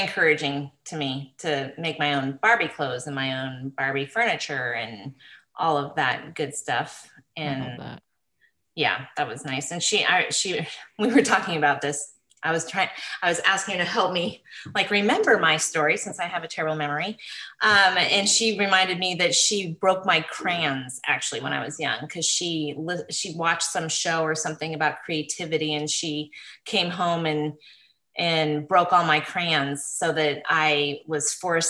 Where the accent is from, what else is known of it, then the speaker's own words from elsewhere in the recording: Willard, Washington, United States; also born or lived in Alaska; We lived in Washington, Southern Washington, up in Willard, a logging town. My dad was a logger. And then we ended up moving to Alaska when I was 8 and lived in a very small town, 60 miles northeast of Anchorage for 4 years.